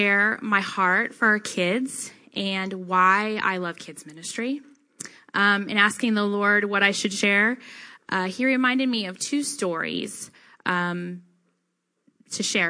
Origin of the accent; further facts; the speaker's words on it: Denton, Texas, United States; growing up in Texas